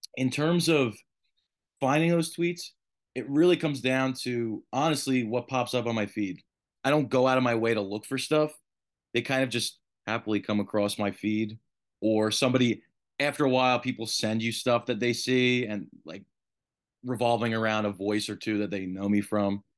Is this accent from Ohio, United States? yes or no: no; New York, United States; even as a New Yorker